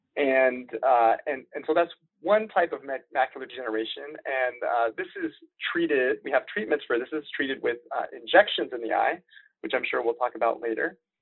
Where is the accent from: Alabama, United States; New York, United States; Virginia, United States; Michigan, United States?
Virginia, United States; DC area, Northern; moved away as an adult; also born or lived in Richmond, Virginia; I grew up in the Northern Virginia, uh, DC area